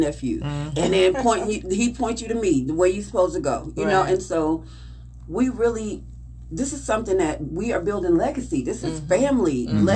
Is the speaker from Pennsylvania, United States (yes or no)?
no; Concord, North Carolina, United States; Marathi and I from Concord. We literally are 2 minutes from where the brewery used to be. We could walk to our house we were raised in.